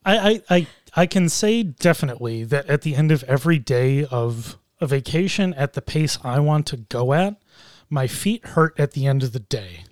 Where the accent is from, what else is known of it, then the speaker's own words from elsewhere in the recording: Buffalo, New York, United States; I grew up in Buffalo. I've lived here in Buffalo my whole life